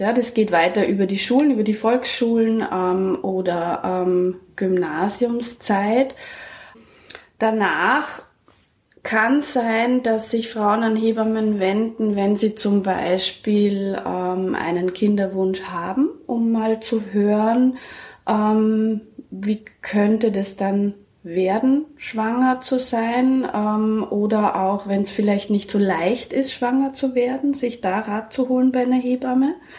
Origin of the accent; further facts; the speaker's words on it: Germany; moved away; ich komme aus Deutschland, in Erlangen